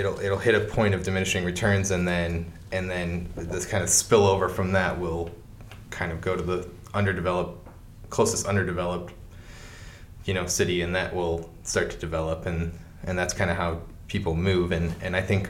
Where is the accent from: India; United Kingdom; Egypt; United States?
United States; Portage, Indiana; Well, I guess technically I was born at the Valpo Hospital because there was no Portage Hospital at the time.